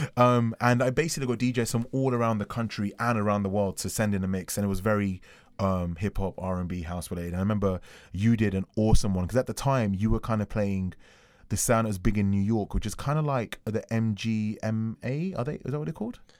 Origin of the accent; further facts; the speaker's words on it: London, United Kingdom; I'm from London.